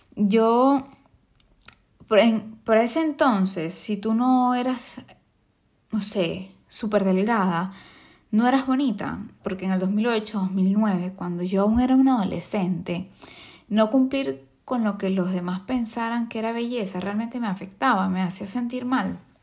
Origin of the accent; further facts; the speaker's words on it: Venezuela; yo vengo de Venezuela